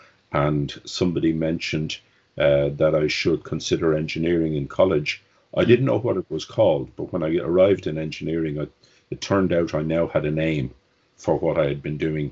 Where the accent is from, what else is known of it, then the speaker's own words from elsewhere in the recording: Dublin, Leinster, Ireland; I was born in Dublin in Ireland, 60 years ago, and it was a very different place then. I grew up in Dublin.